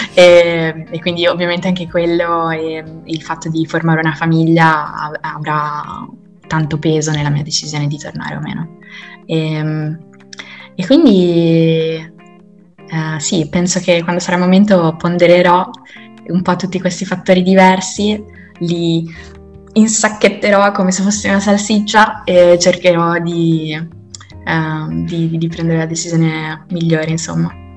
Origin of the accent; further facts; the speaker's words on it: Italy; moved away; In Italia ritornerò assolutamente, nel senso che sono molto, molto innamorata io della, del mio paese